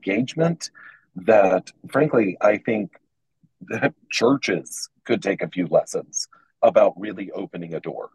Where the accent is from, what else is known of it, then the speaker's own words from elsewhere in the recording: Atlanta, Georgia, United States; my hometown of Atlanta